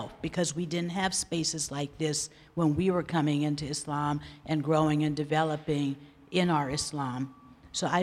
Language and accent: English; Los Angeles, California, United States; I'm from South Los Angeles